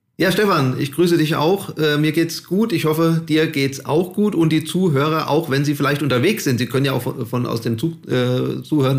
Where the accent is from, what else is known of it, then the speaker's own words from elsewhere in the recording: Hesse, Germany; ich komme ja aus Hessen